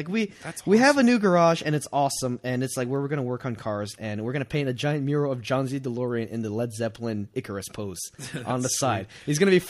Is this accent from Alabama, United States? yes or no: no; Playa del Rey, California, United States; Anyway, I'm from Playa del Rey, so that's even.